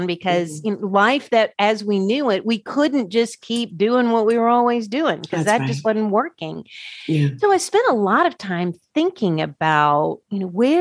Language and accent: English; Birmingham, Alabama, United States; also born or lived in Washington, D.C.; I'm from Birmingham, Alabama